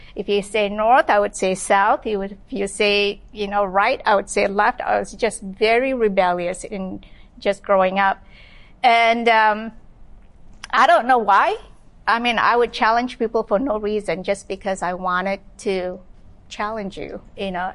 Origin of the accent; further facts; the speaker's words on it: Malaysia; now in Los Angeles, United States; I was born and raised in Malaysia